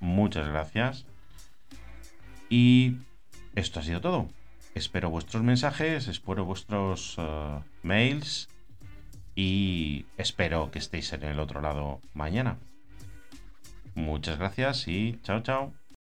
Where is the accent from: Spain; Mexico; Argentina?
Spain; Burgos, Castile and León; now in Campanet, Spain; soy de Burgos, aunque vivo en Campanet, en Islas Baleares